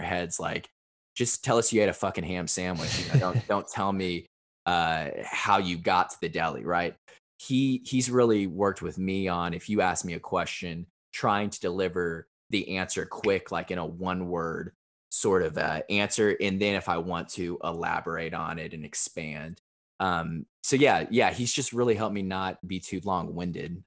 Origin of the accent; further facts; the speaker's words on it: Evansville, Indiana, United States; moved away as an adult; also born or lived in Chicago; now in Nashville, United States; my hometown, which is Evansville, Indiana. It's uh, in southern Indiana.